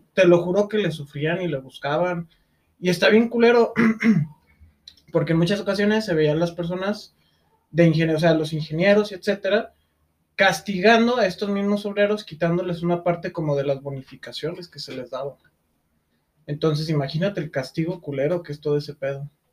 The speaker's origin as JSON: {"language": "Spanish", "town": "Lagos de Moreno", "region": "Jalisco", "country": "Mexico", "said": "Nosotros venimos de Lagos de Moreno, eh, que es un pueblo pequeño"}